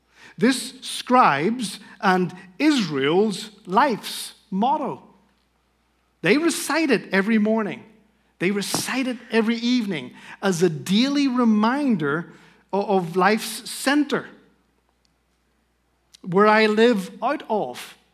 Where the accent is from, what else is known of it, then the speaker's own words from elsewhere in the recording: Spain; accent: Northern Irish; I speak Spanish. I grew up in Spain as a missionary kid. Now, that's hard to understand in light of my Shrek-like Northern Irish accent, but I grew up in a Christian home.